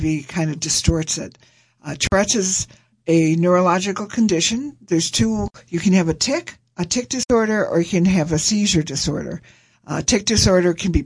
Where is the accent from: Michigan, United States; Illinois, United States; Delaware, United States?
Michigan, United States; Farmington; also born or lived in Detroit, Michigan; now in Equinox, United States; originally I was born in Detroit. And when I was about 6 or 7, we ended up moving out to Farmington, which was very rural then